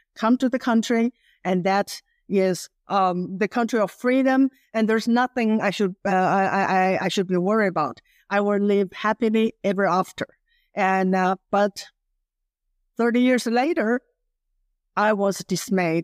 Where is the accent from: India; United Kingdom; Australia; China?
China; English is a second language; moved away as an adult; also born or lived in Virginia, United States; now in United States; growing up in Mouse, China